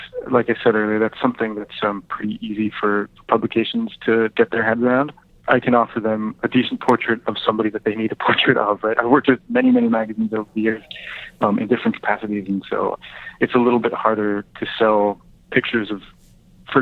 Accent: Santa Fe, New Mexico, United States; I grew up in Santa Fe

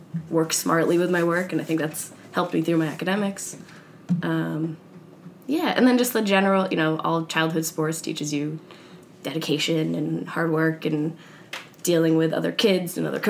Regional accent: New York, United States; Northern New York.

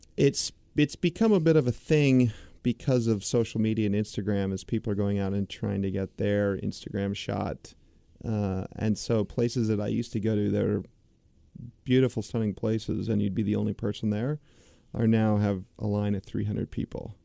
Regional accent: United States; As the American public

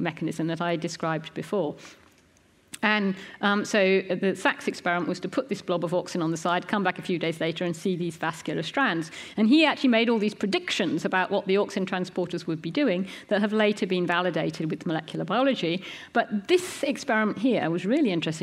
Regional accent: United Kingdom; we're British

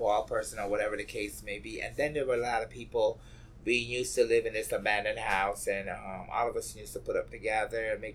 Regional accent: Barbados; moved away as an adult; now in New York, United States; Growing up in Barbados, you had to fight.

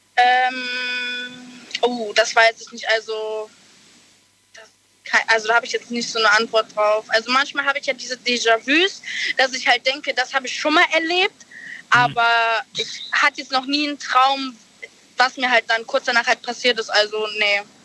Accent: Eifel, Germany; ich bin 19, ich komme aus der Eifel

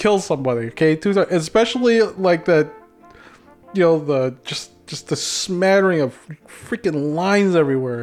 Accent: Philippines; accent: Filipino; moved away; my Filipino accent

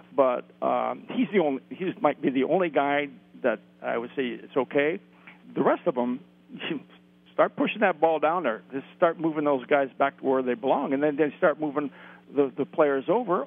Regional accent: suburb of LA, Southern California, United States; I grew up in the Southern California area, suburb

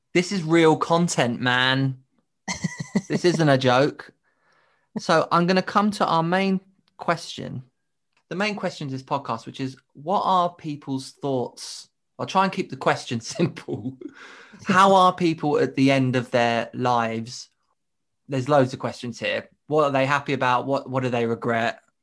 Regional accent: United Kingdom; in the U K, we're as much as British people

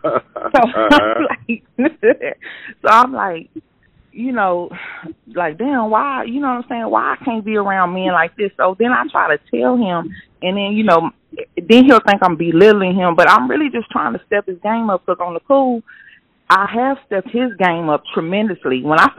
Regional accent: Austin, Texas, United States; I'm from Austin, so we ended up moving outside of Houston.

